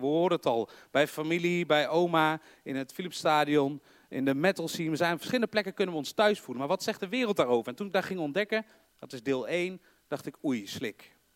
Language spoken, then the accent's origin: Dutch; North Brabant, Netherlands; accent: Brabants; Ik heb voor de mensen die niet uit Brabant komen of niet geboren zijn, ik, ik wel, je hoort